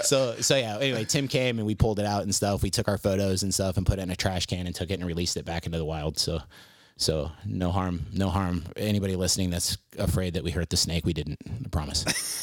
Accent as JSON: {"language": "English", "region": "southern Philippines", "country": "Philippines", "tie": "born or raised there", "said": "And so I grew up in the Philippines, in the jungles of the southern Philippines, which explains a lot about me, I think."}